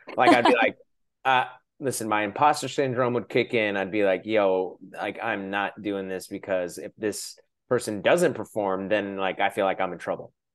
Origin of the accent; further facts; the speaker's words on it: Shoreline, Washington, United States; I'm from Shoreline, which is close